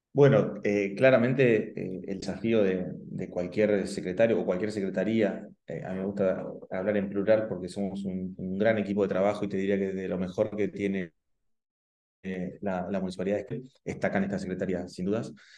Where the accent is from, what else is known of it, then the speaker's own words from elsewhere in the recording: La Plata, Buenos Aires Province, Argentina; moved away as an adult; now in Esquel, Argentina; no soy de Esquel, eh, nací en La Plata, y hace 20 años que nos eh, mudamos con mi familia eh, acá a la ciudad de Esquel